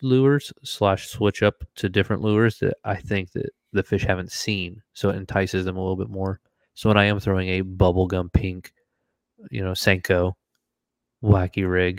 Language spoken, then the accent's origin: English; Florida, United States; moved away; also born or lived in Washington; I'm from Florida, where I grew up bass fishing